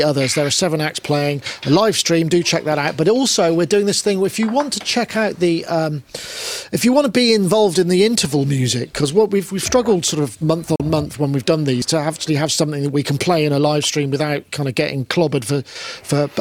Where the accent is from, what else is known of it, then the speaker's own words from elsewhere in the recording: United Kingdom; I'm British.